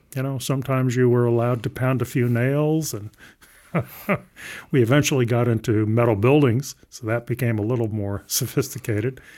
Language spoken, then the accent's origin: English; southern Maryland, United States; I grew up in southern Maryland